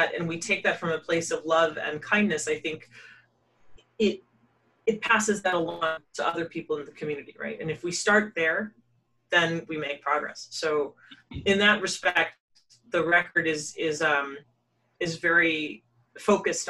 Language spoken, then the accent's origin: English; United States; When I was growing up in the States